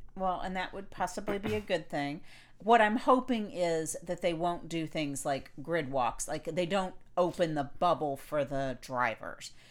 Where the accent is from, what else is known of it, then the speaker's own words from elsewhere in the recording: Florida, United States; I grew up in Florida